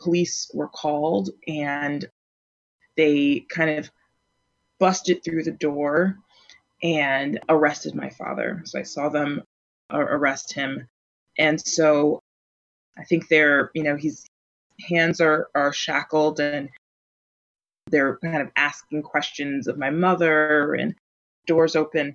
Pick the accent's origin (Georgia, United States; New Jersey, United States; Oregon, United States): New Jersey, United States; Plainfield; now in Minneapolis, United States; I'm from Plainfield, New Jersey